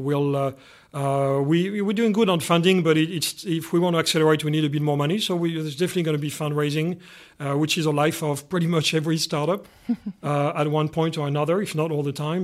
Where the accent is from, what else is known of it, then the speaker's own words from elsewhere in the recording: Canada; being Canadian here